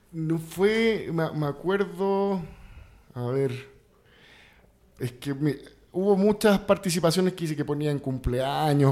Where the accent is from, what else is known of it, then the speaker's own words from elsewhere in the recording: Santiago, Santiago Metropolitan Region, Chile; now in Mexico; yo nací en Santiago de Chile